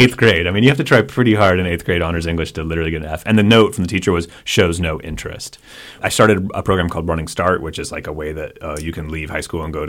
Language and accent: English; Kent, Washington, United States; I grew up in Kent